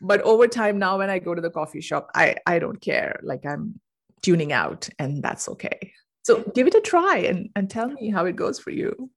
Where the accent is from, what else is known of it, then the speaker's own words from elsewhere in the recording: India; moved away as an adult; now in United States; originally I'm from India and I moved to the U S for grad school.